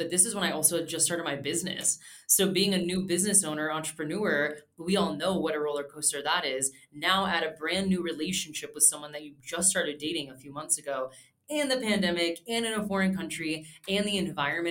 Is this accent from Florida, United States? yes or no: yes; Florida, United States; moved away as an adult; also born or lived in Germany; I'm from Florida